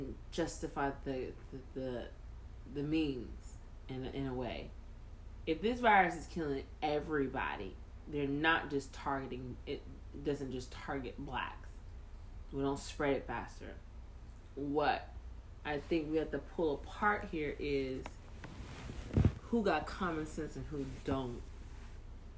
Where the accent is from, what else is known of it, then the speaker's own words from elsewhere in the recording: United States; I'm just an American girl just trying to live her life and raise her kid